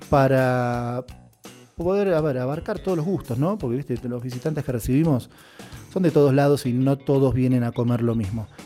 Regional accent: Buenos Aires, Argentina; que pues yo vengo de Buenos Aires

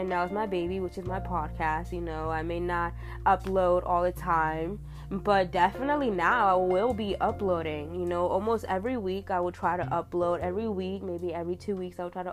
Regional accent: New York, United States; moved away as an adult; I'm from New York, you know, I lived in New York for 23 years of my fucking life

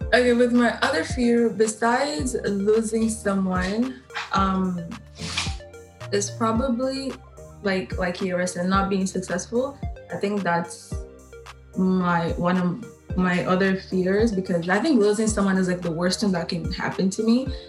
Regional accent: Angola; now in Canada; because I am from Angola. I wasn't born here in Canada.

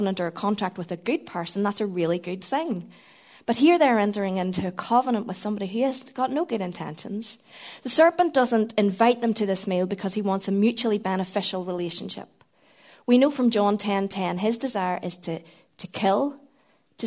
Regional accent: Northern Ireland, United Kingdom; being Northern Irish

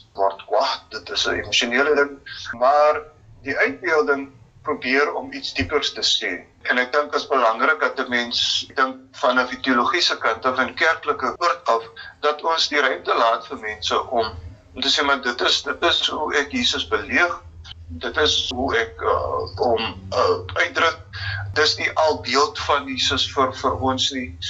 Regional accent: South Africa

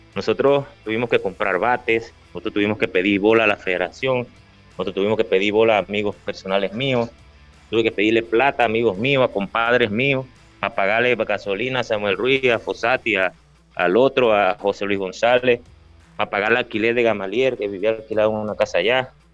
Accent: Los Santos, Panama; esa es la provincia donde yo, donde yo nací, donde yo jugué, la que me dio mi nombre

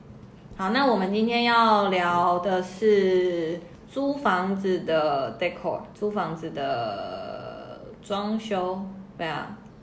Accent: Canada; moved away as an adult; also born or lived in New York; 我在加拿大长大

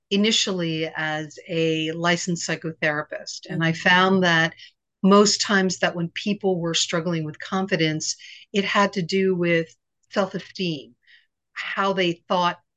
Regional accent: Virginia, United States; born there; also born or lived in Japan / Pennsylvania / Connecticut; now in New York City, United States; Well, I grew up in a, a bunch of different places. Okay. I was born in Virginia. I lived in Japan for four years. I lived in Pennsylvania and Connecticut, and now I'm in New York City.

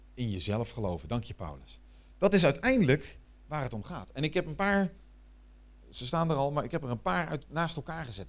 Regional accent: Netherlands; ik ben Nederlander.

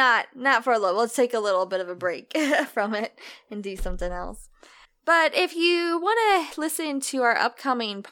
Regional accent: United States; we're from America

